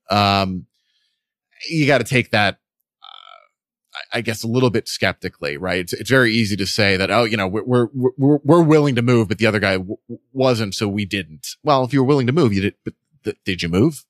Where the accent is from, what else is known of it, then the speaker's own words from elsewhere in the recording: New York, United States; also born or lived in Boston; I'm from New York, but, you know, I was in Boston